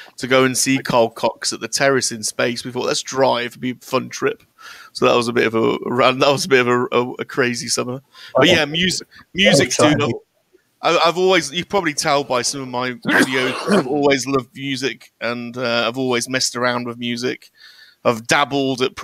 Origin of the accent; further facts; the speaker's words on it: Birmingham, West Midlands, United Kingdom; we grew up in Birmingham